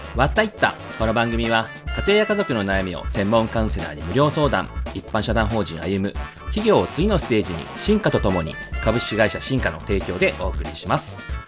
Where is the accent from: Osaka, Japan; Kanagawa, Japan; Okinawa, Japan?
Okinawa, Japan; now in Tokyo, Japan; 沖縄から出てきた僕ら